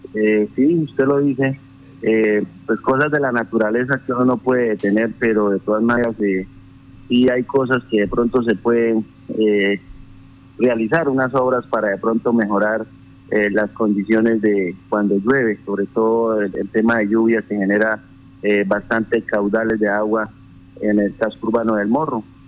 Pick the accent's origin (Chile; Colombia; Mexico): Colombia; sabiendo que somos colombianos